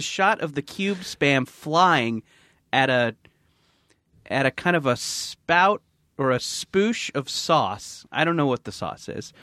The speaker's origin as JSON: {"language": "English", "area": "Orange County", "region": "California", "country": "United States", "tie": "born or raised there", "said": "I grew up in Orange County"}